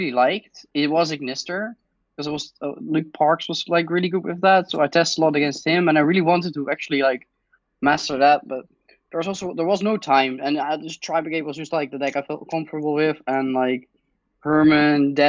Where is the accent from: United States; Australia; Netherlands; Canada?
Netherlands; I'm from the Netherlands.